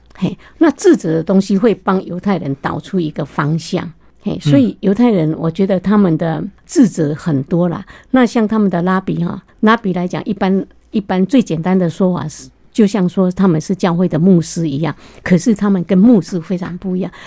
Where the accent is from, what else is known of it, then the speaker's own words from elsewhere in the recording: Taiwan; now in United States; 我们台湾人